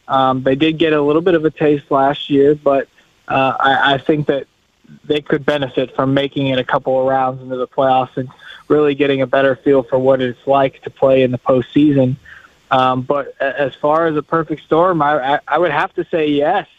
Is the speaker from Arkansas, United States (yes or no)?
no; Louisville, Kentucky, United States; I'm from Louisville, Kentucky